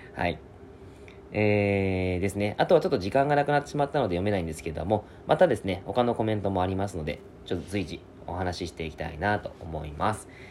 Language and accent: Japanese; Yamagata, Japan; now in Fukuoka, Japan; 僕の実家が山形なんです